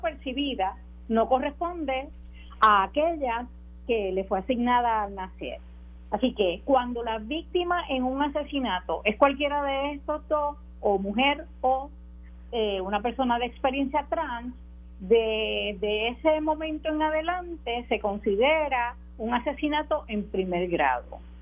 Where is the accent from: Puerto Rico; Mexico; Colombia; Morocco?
Puerto Rico; como puertorriqueña, como mujer